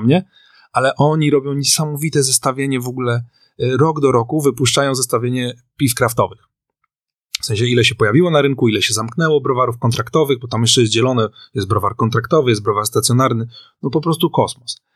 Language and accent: Polish; Warsaw, Masovian Voivodeship, Poland; jestem z Warszawy